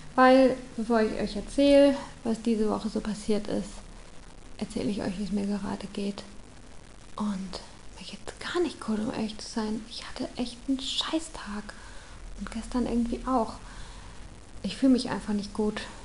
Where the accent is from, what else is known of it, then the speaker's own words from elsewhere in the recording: St. Leon-Rot, Baden-Württemberg, Germany; Ich komme aus St. Leon Roth. ich habe noch nie nicht in Deutschland gelebt